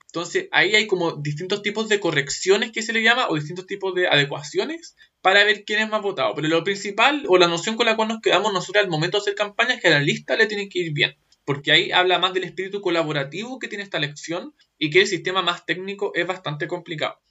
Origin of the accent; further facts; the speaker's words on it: Santiago, Santiago Metropolitan Region, Chile; also born or lived in Viña del Mar; toda mi familia es de Viña del Mar, excepto yo que nací en Santiago